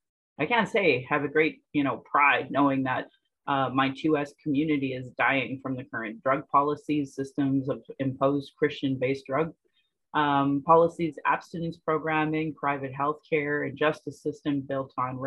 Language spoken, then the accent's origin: English; Calgary, Alberta, Canada; I was born in Calgary, born in Blackfoot Mokinstis as … another English name which has afforded me privilege in an English colonial world. My mother is Northern Slavey Dene or Satu Dene